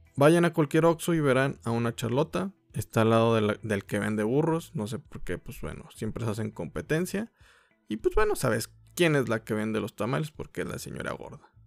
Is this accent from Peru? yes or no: no; Mexico; como mexicanos